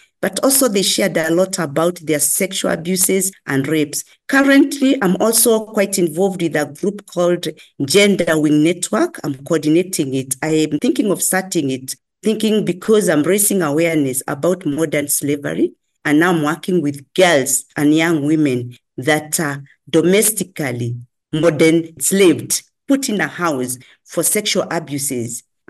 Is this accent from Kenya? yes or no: yes; Kenya; I'm a Kenyan by birth